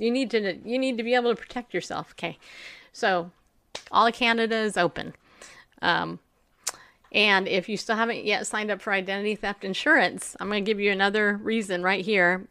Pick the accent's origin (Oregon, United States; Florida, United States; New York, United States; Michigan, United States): New York, United States; I was born in New York